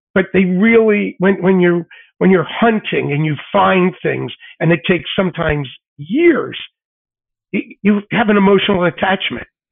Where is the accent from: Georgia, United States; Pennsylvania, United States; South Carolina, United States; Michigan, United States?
Pennsylvania, United States; Philadelphia; as a kid growing up in Philly